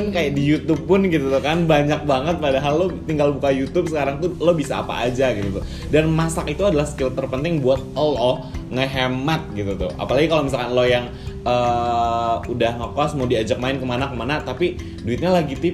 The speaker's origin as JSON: {"language": "Indonesian", "town": "Serang", "region": "Banten", "country": "Indonesia", "tie": "born or raised there", "lives_now": "Bandung, Indonesia", "said": "kota asal aku which is uh, kota asal aku Serang ya teman-teman"}